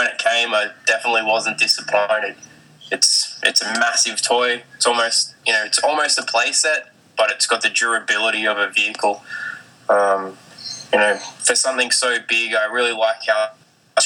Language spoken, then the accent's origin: English; Australia; I'm … from Australia